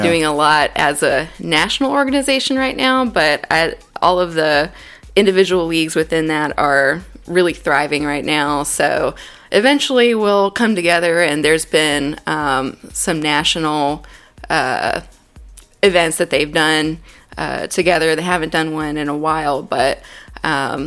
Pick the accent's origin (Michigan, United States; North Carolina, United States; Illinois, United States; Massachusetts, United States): North Carolina, United States; Davidson County; also born or lived in Greensboro; I grew up in Davidson County, south of here, so from the Wahlberg area